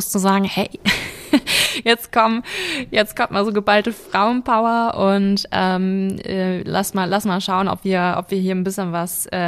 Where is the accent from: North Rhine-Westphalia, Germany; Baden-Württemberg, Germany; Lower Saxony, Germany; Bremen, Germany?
Lower Saxony, Germany; now in Berlin, Germany; Ich komme ursprünglich aus Niedersachsen und lebe jetzt seit zwei Jahren in Berlin